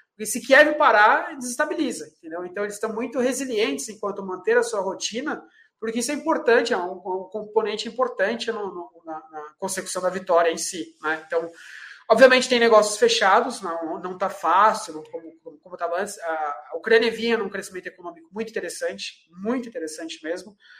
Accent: Brazil; Eu sou brasileiro e a gente tem o jeitinho brasileiro enraizado

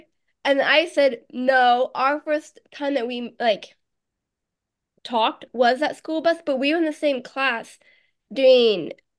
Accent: Noblesville, Indiana, United States; first language American Sign Language; English is a second language; now in Rochester, New York, United States; I went back home, Indiana, for Christmas.

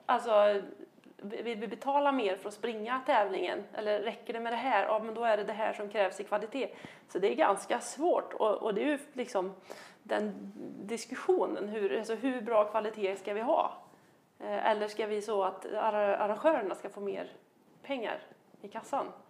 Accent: Värmland, Sweden; där jag kommer ifrån då, eller jag som, som Värmland

